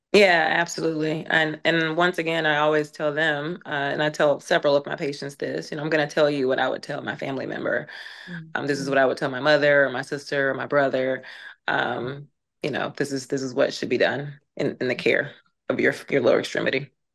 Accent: Birmingham, Alabama, United States; moved away as an adult; also born or lived in Tennessee / New York / Georgia; growing up in the South, born and raised in Alabama

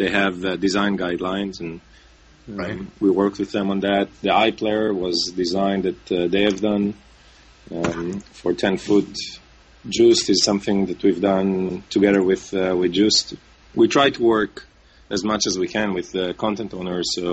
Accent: Israel; moved away as an adult; now in New York, United States; I'm originally from Israel and I live now in New York

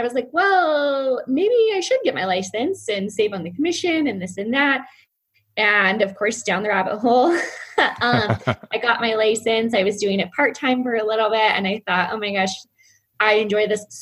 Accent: California, United States; moved away as an adult; now in Lake Norman, United States; I'm originally from California.

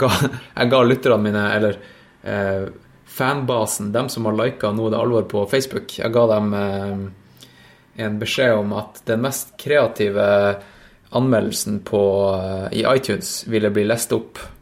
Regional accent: Tromsø, Troms, Norway; moved away; jeg var jo hjemme i Tromsø en tur

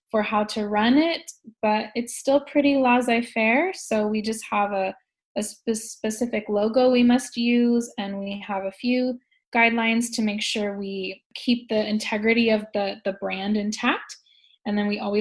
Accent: Silicon Valley, California, United States; moved away as an adult; now in Shanghai, China; I'm from California, I'm from Silicon Valley

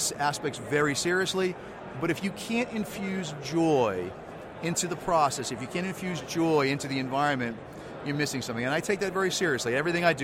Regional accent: Weymouth, Massachusetts, United States; Weymouth North High School in my hometown of Weymouth

